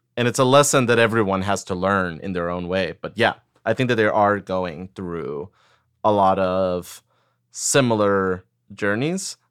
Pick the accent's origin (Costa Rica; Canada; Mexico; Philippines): Costa Rica; first language Spanish; English is a second language; moved away as an adult; now in United States; I grew up in Costa Rica. Spanish was my first language, and I moved to the States when I was nineteen.